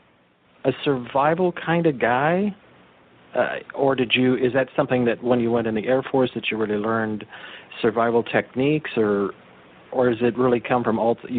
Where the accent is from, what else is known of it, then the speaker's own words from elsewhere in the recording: Big Sur, California, United States; I grew up in the Big Sur area